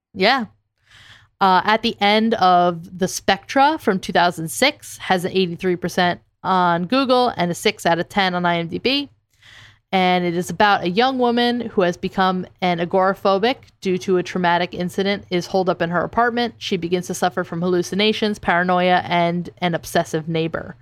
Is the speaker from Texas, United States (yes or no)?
no; New Jersey, United States; I'm from Jersey.